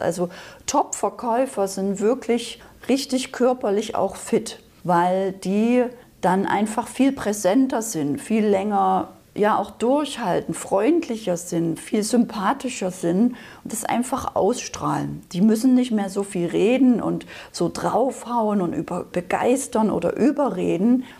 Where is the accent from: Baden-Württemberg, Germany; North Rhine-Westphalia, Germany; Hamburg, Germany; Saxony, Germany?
Saxony, Germany; moved away; also born or lived in Berlin; Also ich bin ursprünglich aus Sachsen, das hört man vielleicht noch so ein bisschen